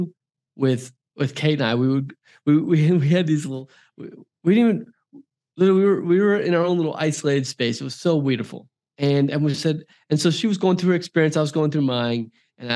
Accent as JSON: {"language": "English", "area": "Silicon Valley", "region": "California", "country": "United States", "tie": "born or raised there", "also_born_or_lived": "Hawaii", "said": "Silicon Valley, which is where I'm from, where actually I was born in Hawaii, but I spent many years in Silicon Valley with my childhood with my father's company."}